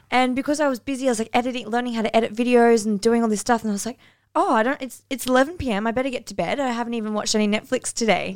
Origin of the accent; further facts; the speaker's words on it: Northern New South Wales, Australia; moved away as an adult; also born or lived in Cairns; now in Bali; I'm from North and New South Wales